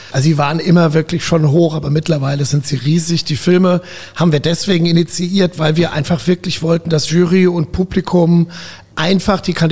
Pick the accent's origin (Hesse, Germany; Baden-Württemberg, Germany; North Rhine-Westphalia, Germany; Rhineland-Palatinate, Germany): Rhineland-Palatinate, Germany; also born or lived in Ruhr area; Ja, also geboren bin ich im Ruhrgebiet.